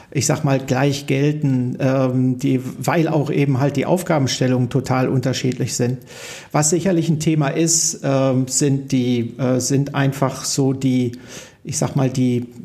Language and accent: German; Salzkotten, North Rhine-Westphalia, Germany; born there; Ich bin in Salzkotten. Ich bin in Salzkotten